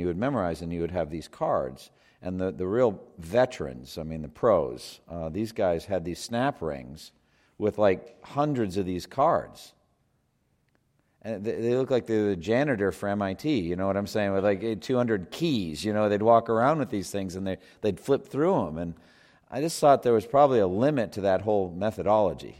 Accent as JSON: {"language": "English", "country": "United States", "said": "I'm such an American."}